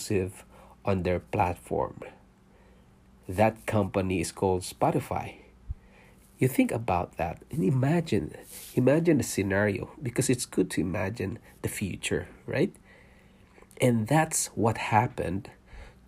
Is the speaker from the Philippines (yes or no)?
yes; Philippines; moved away as an adult; also born or lived in Singapore; now in Canada; I was born in Philippines. I'm a Filipino and I worked in Singapore for 5 years, leaving my family behind in Philippines, and then we decided to immigrate to Canada